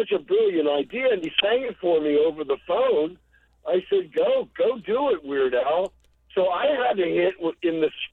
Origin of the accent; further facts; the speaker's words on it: Baltimore, Maryland, United States; the Top 40 station where I was growing up in Baltimore